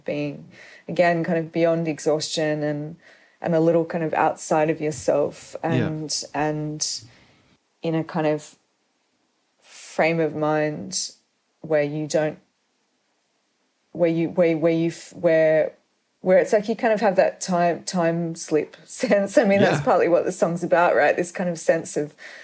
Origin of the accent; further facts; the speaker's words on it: Sydney, New South Wales, Australia; the area where I grew up is really where Sydney proper ends. I mean, I'm from Sydney. I still live